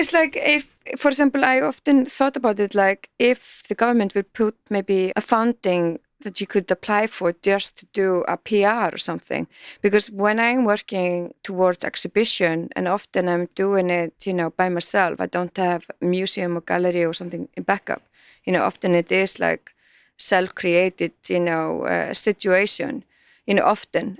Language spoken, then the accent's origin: English; Iceland; we are so young country